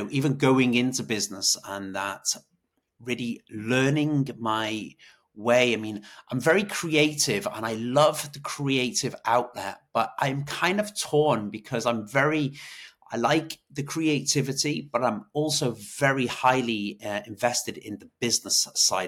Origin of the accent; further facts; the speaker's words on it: Wales, United Kingdom; moved away as an adult; also born or lived in Ireland; now in Dublin, Ireland; I am from Wales. I'm from the UK originally